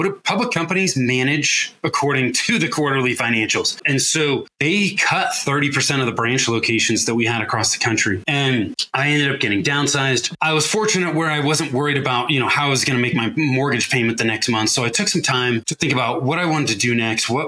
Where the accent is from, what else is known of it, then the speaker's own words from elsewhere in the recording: Northern California, United States; also born or lived in Denver metro area, Colorado; now in Denver, United States; I grew up in Northern California, but I now live in the Denver metro area in Colorado